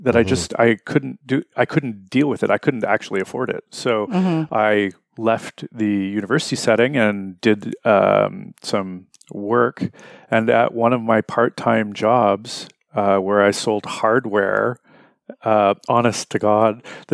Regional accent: Winnipeg, Manitoba, Canada; I'm from Winnipeg

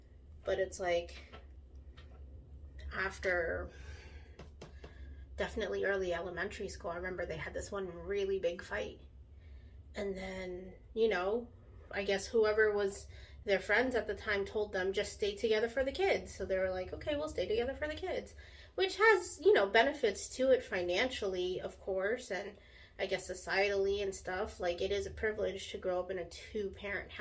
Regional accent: United States; I'm a Filipino American, but of course I very much identify with Filipino culture and Filipino people.

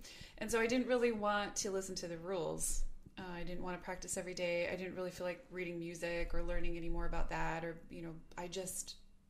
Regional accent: Milwaukee, Wisconsin, United States; also born or lived in Lake Country, Wisconsin / Brookfield, Wisconsin; Born in Milwaukee, but raised kind of between Milwaukee and Lake Country

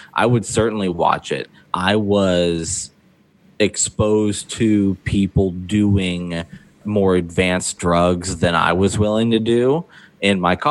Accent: Ohio, United States; I grew up in Ohio

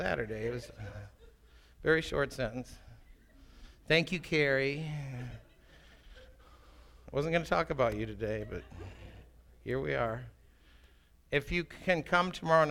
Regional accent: Minneapolis, Minnesota, United States; also born or lived in England; I grew up in Minneapolis

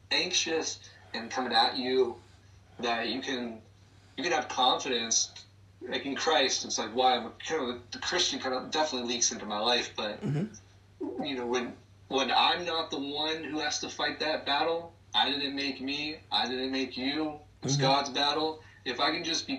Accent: Claremont, New Hampshire, United States; moved away; also born or lived in Corvallis, Oregon; I grew up Catholic in Claremont

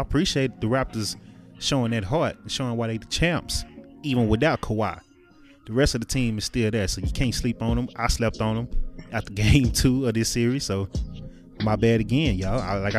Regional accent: Dallas, Texas, United States; also born or lived in Brooklyn; I am from Dallas. That's where the 214 of the Brooklyn 214 come in at.

